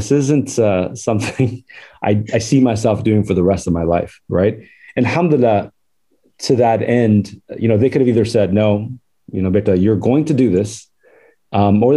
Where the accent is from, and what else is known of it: Southern California, United States; born or raised there; also born or lived in Faisalabad, Pakistan